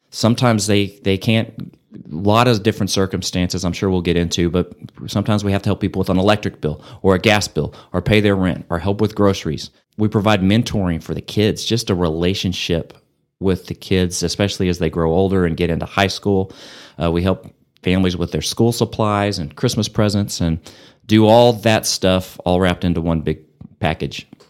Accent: Amarillo, Texas, United States; also born or lived in Lubbock, Texas; Built a house here and moved here when I was two and grew up here

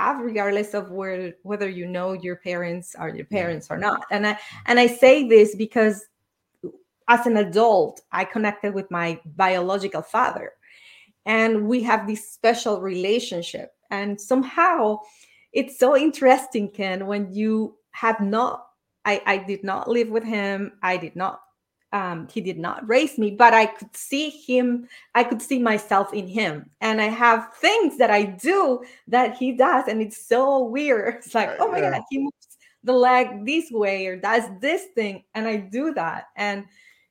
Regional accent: Venezuela; moved away; I was born and raised in Venezuela.

